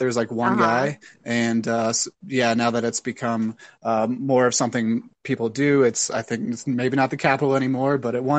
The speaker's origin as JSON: {"language": "English", "town": "Pittsburgh", "region": "Pennsylvania", "country": "United States", "also_born_or_lived": "San Francisco", "moved": "yes", "lives_now": "Colorado, United States", "said": "I'm originally from Pittsburgh, Pennsylvania, moved out to San Francisco, tour guided, and I've been out here for about 2 years now."}